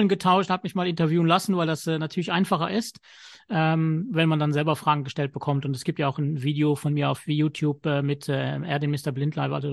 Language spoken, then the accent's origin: German; Luxembourg; born there; Also ich bin 1975 in Luxemburg geboren, mit äh, drei Jahren erblindet